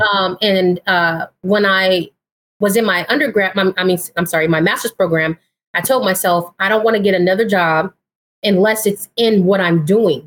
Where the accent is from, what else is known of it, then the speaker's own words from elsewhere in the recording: Pomona, California, United States; now in Sacramento, United States; I am originally from uh, Southern California, so I grew up in Pomona.